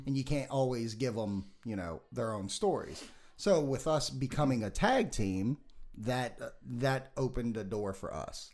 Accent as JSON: {"language": "English", "town": "Las Vegas", "region": "Nevada", "country": "United States", "said": "I'm from Vegas."}